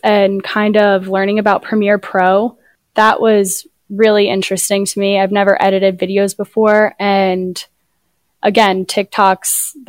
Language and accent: English; Medford, United States; So I grew up in Medford, and obviously Brian Radwell's from Medford.